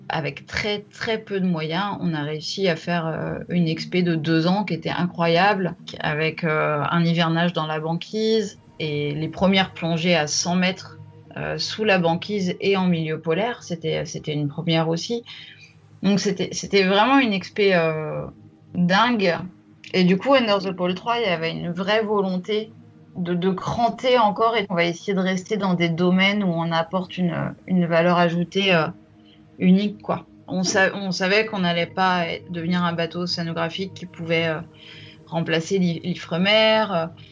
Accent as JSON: {"language": "French", "town": "Troyes", "region": "Grand Est", "country": "France", "tie": "born or raised there", "also_born_or_lived": "Paris", "moved": "yes", "said": "je suis née à Paris et j'ai grandi en Champagne à Troyes"}